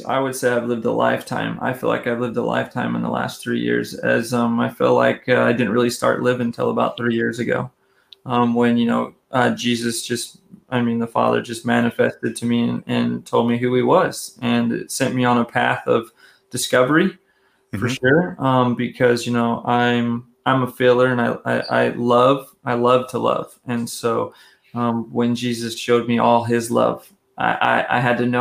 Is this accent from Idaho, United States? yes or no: yes; Twin Falls, Idaho, United States; moved away as an adult; also born or lived in San Diego, California / Louisiana / Philippines / Las Vegas; now in Dallas, United States; I moved to Twin Falls, Idaho, which is southern Idaho, the very bottom part of Idaho. And I spent about 21 years of my life growing up from about the time I was 7 years old